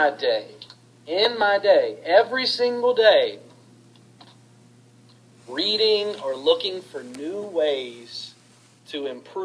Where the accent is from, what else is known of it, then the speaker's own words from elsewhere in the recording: Salem, Virginia, United States; I grew up in Salem, Virginia